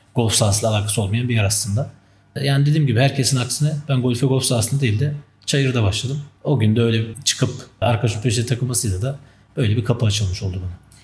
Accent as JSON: {"language": "Turkish", "region": "Istanbul", "country": "Turkey", "tie": "born or raised there", "also_born_or_lived": "Tunceli", "said": "Ben 1990 yılında Tunceli'de doğdum. 95'in başlarında da ailece işte terör dolayısıyla İstanbul'a göç ettik"}